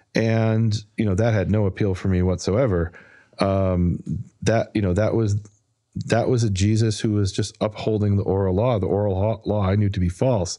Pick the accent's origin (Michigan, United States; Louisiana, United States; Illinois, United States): Illinois, United States; Chicago; moved away as an adult; also born or lived in Israel; I was born and raised in Chicago, moved there when I was twenty.